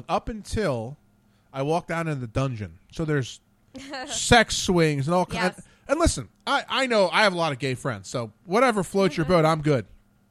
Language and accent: English; Ambler, Pennsylvania, United States; I'm from Ambler. I know where it is